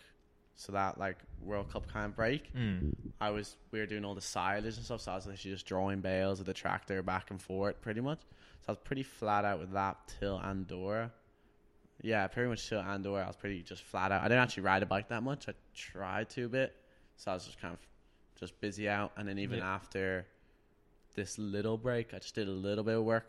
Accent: Wicklow, Leinster, Ireland; I'm from Wicklow.

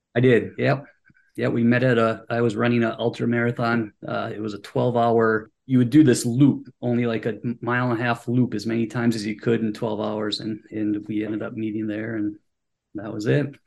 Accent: Superior, Wisconsin, United States; moved away as an adult; now in Washington, DC, United States; I'm originally from Superior, Wisconsin. It's a small town up in northern Wisconsin

